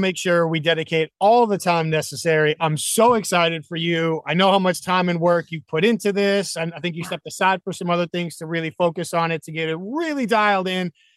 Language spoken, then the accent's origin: English; New England, United States; I grew up in New England